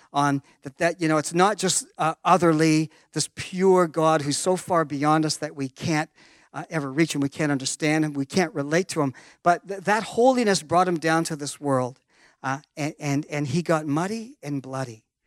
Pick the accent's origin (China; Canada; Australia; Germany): Canada; I was born in Canada